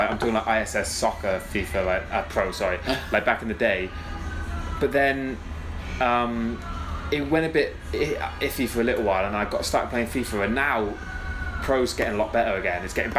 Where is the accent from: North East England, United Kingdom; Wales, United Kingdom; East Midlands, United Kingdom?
Wales, United Kingdom; also born or lived in Somerset; I'm from Somerset, and then but I grew up in Wales.